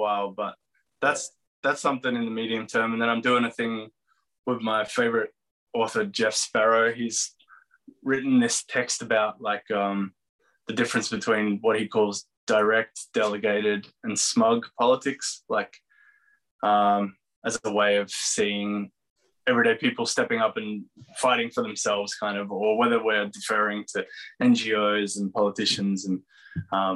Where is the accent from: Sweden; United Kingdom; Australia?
Australia; Geelong, Victoria; I grew up in Geelong